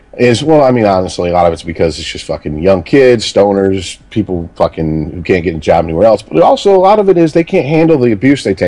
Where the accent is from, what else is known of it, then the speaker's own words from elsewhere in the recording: Detroit, Michigan, United States; also born or lived in Florida; I grew up in and around Detroit